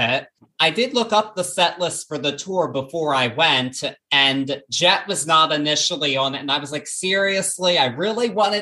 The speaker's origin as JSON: {"language": "English", "town": "Baltimore", "region": "Maryland", "country": "United States", "tie": "born or raised there", "said": "in my hometown of Baltimore"}